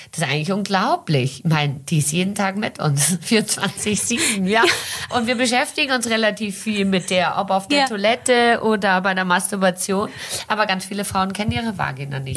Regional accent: Brazil; now in Germany; ich bin in Brasilien geboren und aufgewachsen

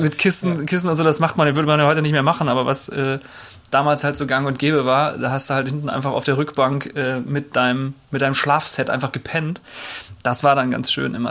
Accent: Rheda-Wiedenbrück, North Rhine-Westphalia, Germany; now in Hamburg, Germany; Reda Wiedenbrück heißt die Stadt. Da äh, bin ich groß geworden, in Nordrhein-Westfalen

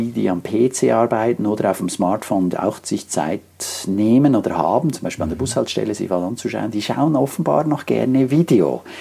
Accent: Switzerland; Und wenn du so willst, als Schweizer ist ja fast alles international.

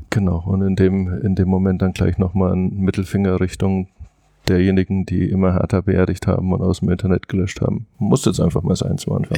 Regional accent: Nuremberg, Bavaria, Germany; moved away as an adult; now in Berlin, Germany; als Nürnberger

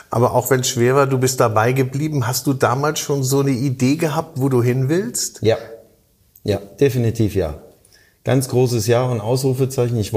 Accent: Halle, Saxony-Anhalt, Germany; born there; now in Baden-Baden, Germany; ich komme aus gebürtig aus dem Osten Deutschlands, aus Halle-Saale und bin dann ins äh, 750 Kilometer entfernte Baden-Baden gegangen

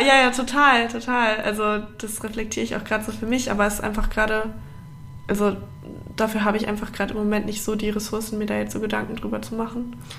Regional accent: Hamburg, Germany; moved away as an adult; also born or lived in Bavaria; now in Berlin, Germany; wir kommen beide aus Hamburg

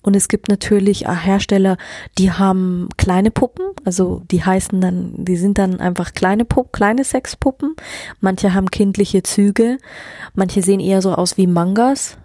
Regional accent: Germany; ich bin hier auf dem Land groß geworden

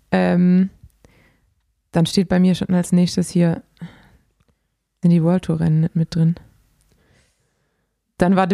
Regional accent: Swabia, Baden-Württemberg, Germany; accent: Swabian; ich bin Schwabe.

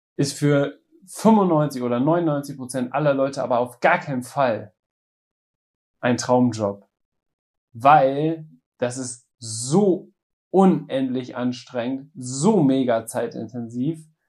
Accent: North Rhine-Westphalia, Germany; bei uns in Westfalen

